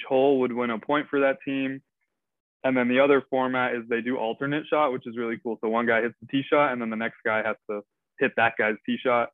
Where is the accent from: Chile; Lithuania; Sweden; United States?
United States; I am an American